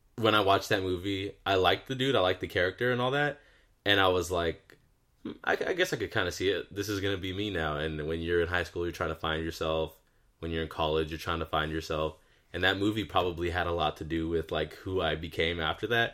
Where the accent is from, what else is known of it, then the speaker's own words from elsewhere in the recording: Southern California, United States; We're from SoCal